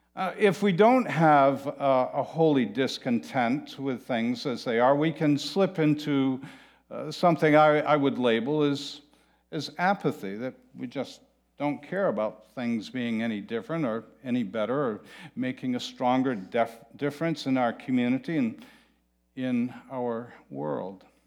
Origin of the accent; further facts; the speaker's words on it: Manchester-by-the-Sea, Massachusetts, United States; I am from Manchester by the Sea